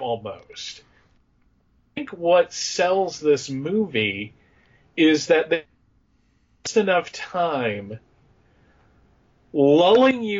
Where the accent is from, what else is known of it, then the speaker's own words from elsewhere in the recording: Allentown, Pennsylvania, United States; I grew up in just outside of Allentown, Pennsylvania.